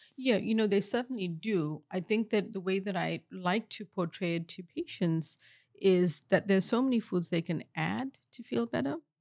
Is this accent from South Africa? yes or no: yes; South Africa; moved away; I grew up in apartheid in South Africa